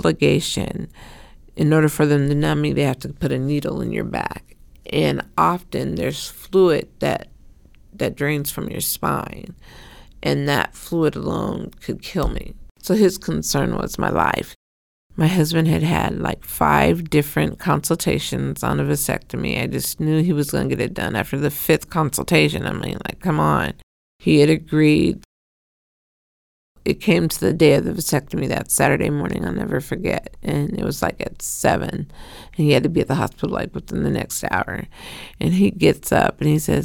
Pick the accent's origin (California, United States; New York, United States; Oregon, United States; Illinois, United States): Oregon, United States; Portland; I was raised here in Portland, Oregon